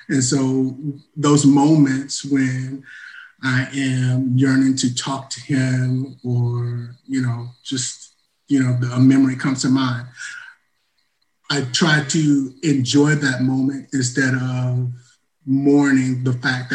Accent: Tennessee, United States; now in Marietta, United States; I, too, am a native Tennessean, like Justin. I'm in the Atlanta metro area in Marietta, Georgia.

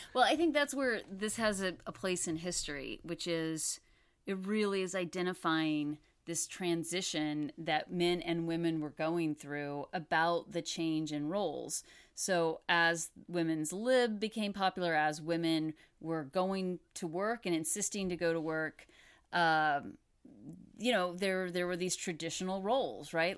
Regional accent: Houston, Texas, United States; I grew up in Houston. I was in Houston at the time that they filmed this

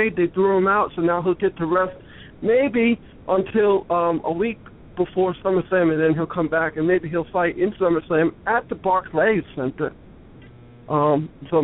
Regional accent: New York City, New York, United States; When I was a kid, I grew up in Brooklyn

